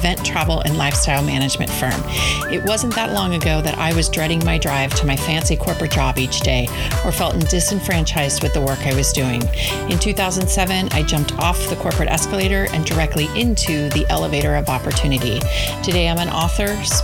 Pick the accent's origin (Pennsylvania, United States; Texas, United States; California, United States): California, United States; San Diego; I was born and raised in San Diego